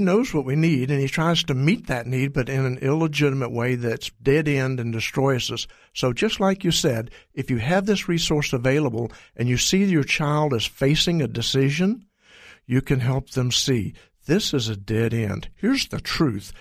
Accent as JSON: {"language": "English", "region": "Texas", "country": "United States", "said": "I'm from Texas"}